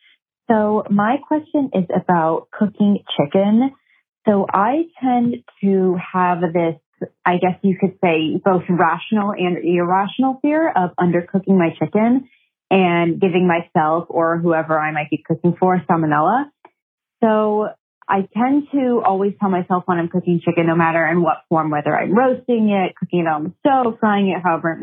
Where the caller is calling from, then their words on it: New York City, New York, United States; I'm calling from Brooklyn, New York.